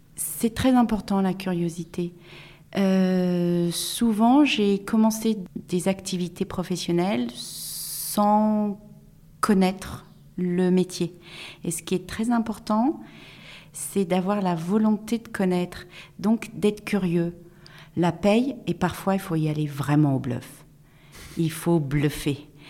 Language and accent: French; Tours, Centre-Val de Loire, France; je suis née à Tours, j'ai fait mes, toutes mes études à Tours